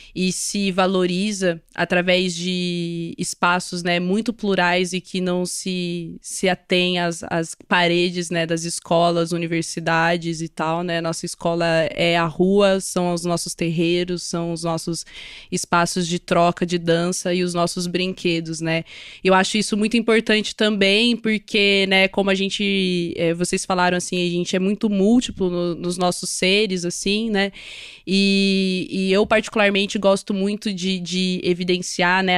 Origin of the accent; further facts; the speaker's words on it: Londrina, Paraná, Brazil; accent: caipira retroflex R; sou de Londrina, no Paraná